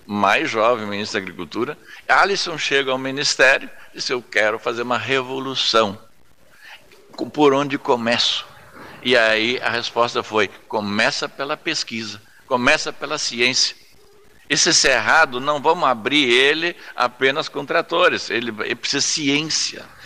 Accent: São Lourenço do Sul, Rio Grande do Sul, Brazil; also born or lived in Pelotas; eu sou natural de São Lourenço, nasci no interior do município, em São João da Reserva

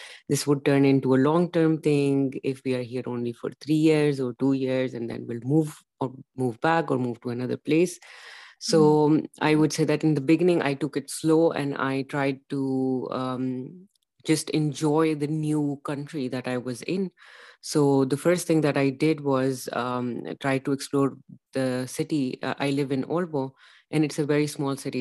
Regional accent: Pakistan; moved away as an adult; now in Denmark; I am from Pakistan.

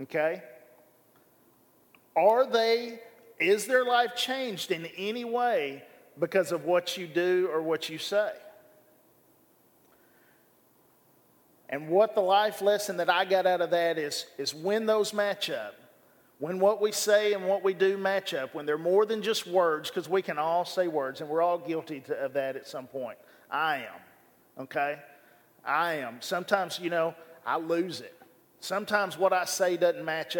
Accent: Bryant, Arkansas, United States; I grew up here in Bryan, Arkansas

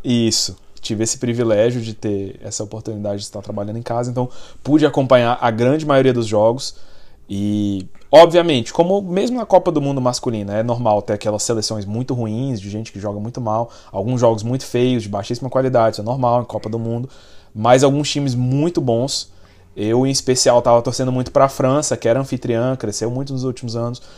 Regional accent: Brazil; como brasileiro

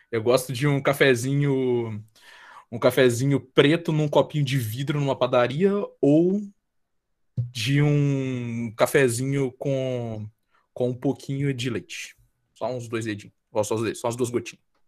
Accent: Guarani, Minas Gerais, Brazil; moved away as an adult; now in Juiz de Fora, Brazil; eu sou de Guarani, Minas Gerais, é, zona da mata, bem interiorzinho de Minas, mas moro em Juiz de Fora, por causa da minha faculdade

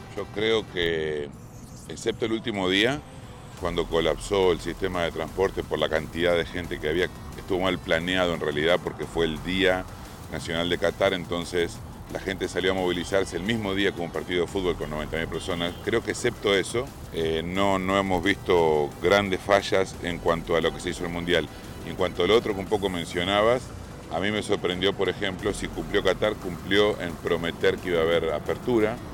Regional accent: Argentina; mi país se consagró. Fue Argentina el campeón del mundo

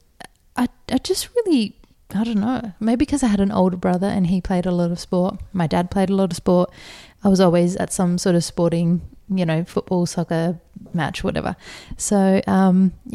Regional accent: Adelaide, South Australia, Australia; now in Sydney, Australia; growing up in Adelaide

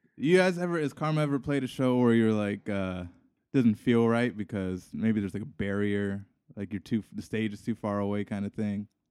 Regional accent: Hawaii, United States; I'm from Hawaii

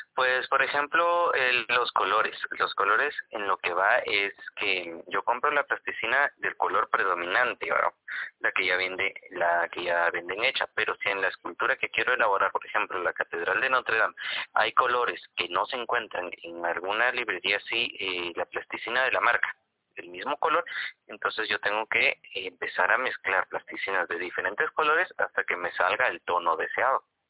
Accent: Guatemala; nos define como guatemaltecos

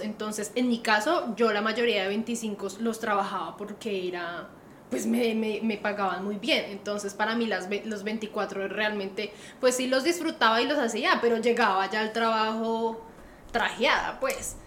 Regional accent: Colombia; now in Australia; nosotros como buenos colombianos

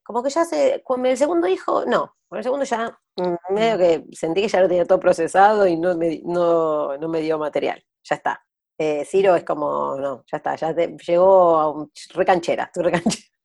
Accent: Argentina

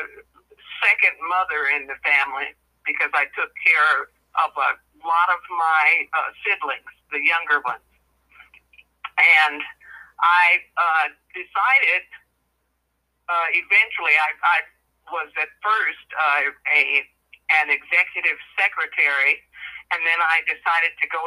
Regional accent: Midwest, United States; I'm from the Midwest in the United States.

